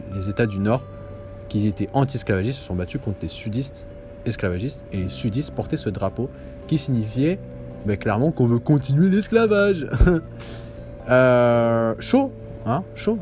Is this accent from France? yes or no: no; Algeria; now in Canada; je suis algérien